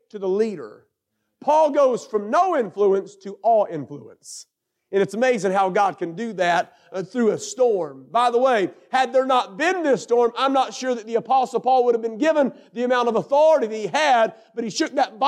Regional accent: North Carolina, United States; I come from North Carolina

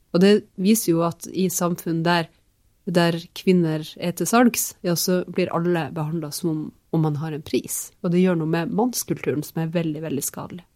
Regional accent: Finnmark, Norway; jeg vokste opp i, i Finnmark

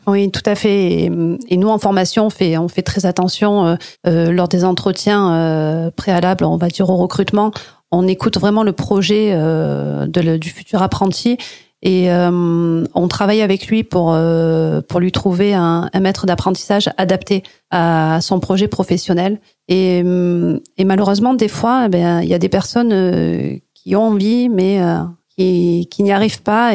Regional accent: Marseille, Provence-Alpes-Côte d'Azur, France; moved away as an adult; now in Cévennes, France; je suis marseillaise. J'ai vécu des années à Marseille en ville

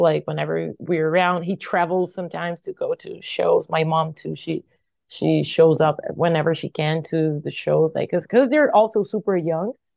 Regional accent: Brazil; I was from Brazil

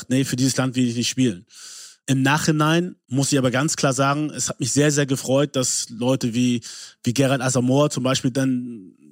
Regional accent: Germany; dass ich mich nicht als Deutscher gesehen habe, obwohl ich hier geboren bin, hier aufgewachsen bin, Deutsch die Sprache ist, die ich am besten spreche und verstehe

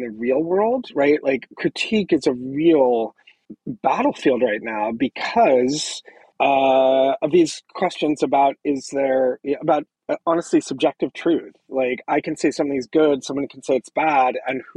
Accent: Southern California, United States; moved away; also born or lived in Orange County; I grew up in Southern California, but I went to high school in Orange County

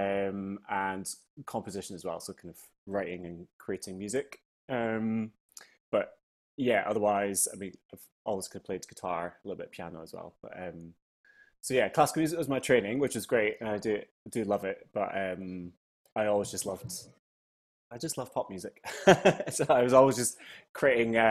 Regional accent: Fintry, Scotland, United Kingdom; accent: Scottish; moved away as an adult; also born or lived in Edinburgh / London; I grew up in a wee village called Fintry in Stirling

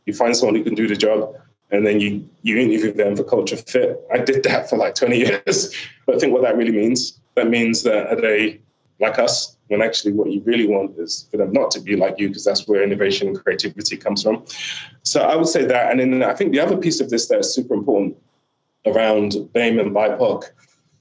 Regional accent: Nigeria; a Nigerian dad

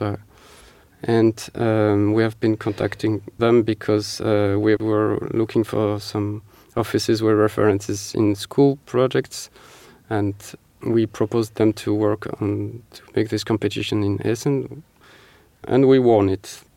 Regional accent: Marseille, Provence-Alpes-Côte d'Azur, France; English is a second language; moved away as an adult; now in Paris, France; I am myself from Marseille

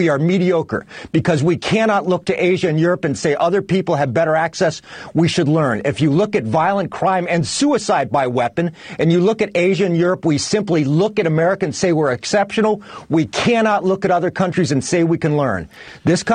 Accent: United States; I'm an American. I'm a proud American

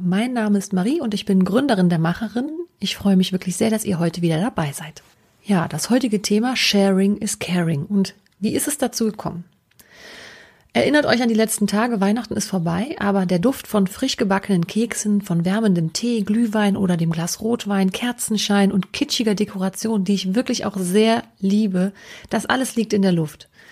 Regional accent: Düren-Jülich region, North Rhine-Westphalia, Germany; dem Caritasverband für die Region Düren-Jülich e.V. Das ist dort, wo ich herkomme

